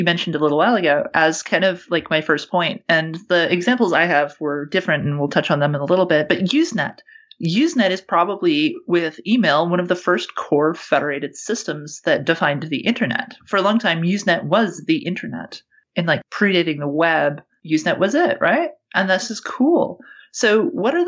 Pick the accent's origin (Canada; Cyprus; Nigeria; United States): Canada; now in New Zealand; Free speech, as I grew up with it in Canada